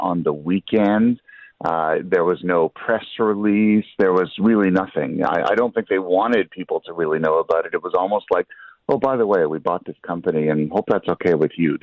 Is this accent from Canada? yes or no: yes; London, Ontario, Canada; I'm from London